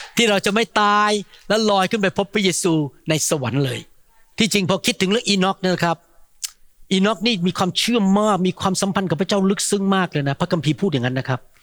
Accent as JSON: {"language": "Thai", "country": "Thailand", "moved": "yes", "lives_now": "United States", "said": "เราจึงเป็นคนไทย"}